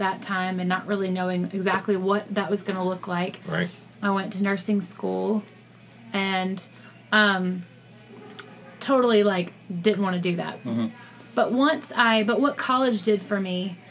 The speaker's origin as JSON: {"language": "English", "town": "Columbus", "region": "Georgia", "country": "United States", "moved": "as an adult", "said": "I'm from Columbus, Georgia, originally."}